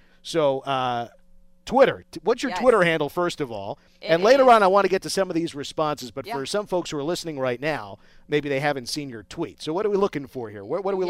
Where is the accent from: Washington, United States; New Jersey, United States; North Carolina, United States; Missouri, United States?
New Jersey, United States; moved away as an adult; now in Las Vegas, United States; 4 years ago, I was one of them. I'm from New Jersey, right? I grew up 10 minutes from New York City.